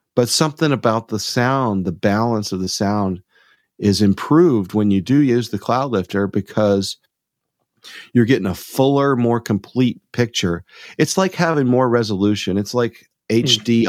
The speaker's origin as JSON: {"language": "English", "town": "Rome", "region": "Georgia", "country": "United States", "tie": "born or raised there", "moved": "as an adult", "lives_now": "Tucson, United States", "said": "I'm from Georgia too. So I, okay. I grew up in uh, outside of Rome"}